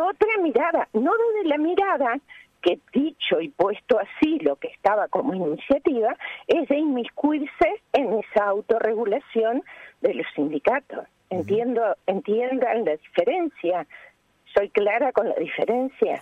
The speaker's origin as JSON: {"language": "Spanish", "country": "Uruguay", "said": "como uruguayos, ciudadanos y ciudadanas uruguayas y uruguayos orgullosos de las relaciones laborales de nuestro país"}